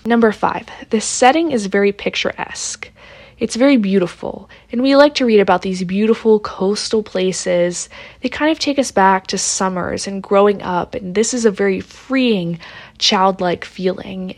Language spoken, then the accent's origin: English; Pittsburgh, Pennsylvania, United States; I'm from Pittsburgh.